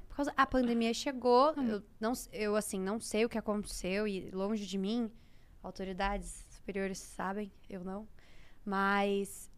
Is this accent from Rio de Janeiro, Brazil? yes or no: yes; Volta Redonda, Rio de Janeiro, Brazil; now in São Paulo, Brazil; Nasci em Volta Redonda, é, que é interior do Rio. Cresci lá.